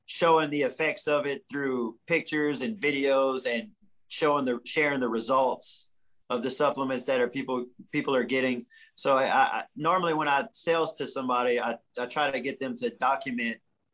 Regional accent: the South, United States; I'm from the South.

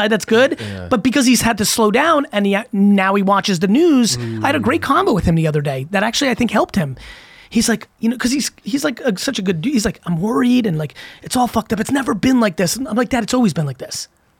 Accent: Russia; born there; And like, I was born in Russia. I was like, fuck Drago.

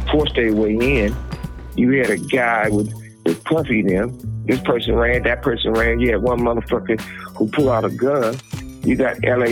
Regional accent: West Coast, United States; I'm born and raised on the West Coast

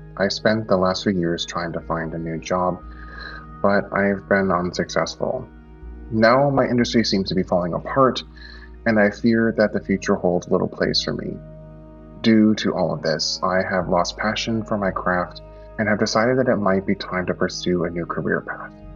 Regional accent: Philadelphia, Pennsylvania, United States; I am from Philadelphia in the United States

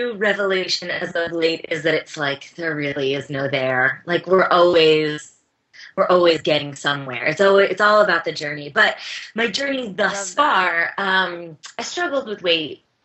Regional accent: Bethlehem, Pennsylvania, United States; my hometown

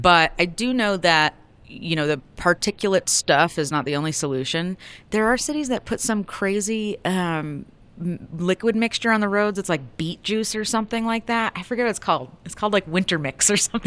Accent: Buffalo, New York, United States; now in Denver, United States; I'm from Buffalo

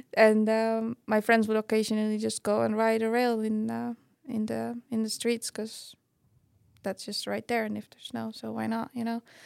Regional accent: Estonia; moved away as an adult; growing up in Estonia, not having mountains

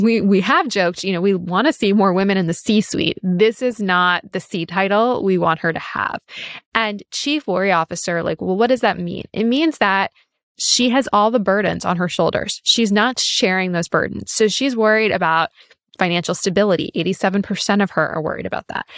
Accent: New York City, New York, United States; I grew up in New York City

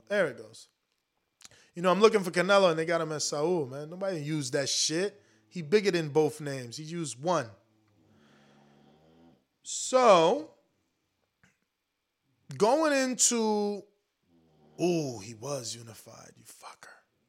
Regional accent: North New Jersey, United States; You from my hometown. You from North New Jersey

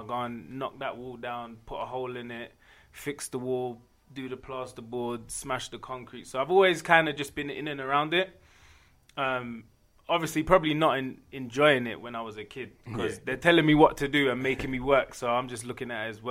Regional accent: London, United Kingdom; now in Denver, United States; I'm originally from London, England, but I've been in and around Denver since like 1998.

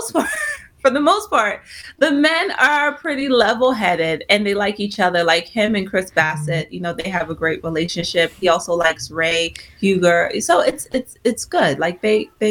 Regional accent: Nigeria; I'm Nigerian

